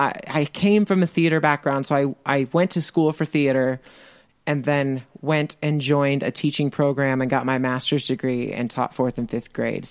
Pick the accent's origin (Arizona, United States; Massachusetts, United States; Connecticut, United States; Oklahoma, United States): Arizona, United States; Phoenix; moved away as an adult; also born or lived in Indiana; now in Colorado, United States; I was born in Phoenix, Arizona, which is the capital city of the state of Arizona